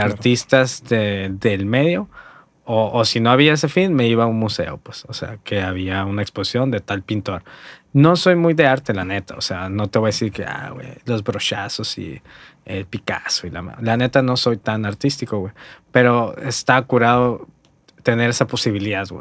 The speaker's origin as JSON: {"language": "Spanish", "town": "Hermosillo", "region": "Sonora", "country": "Mexico", "tie": "born or raised there", "also_born_or_lived": "Guaymas", "said": "yo nací en Guaymas, güey. Y fui criado aquí, por eso siempre digo que soy de Hermosillo"}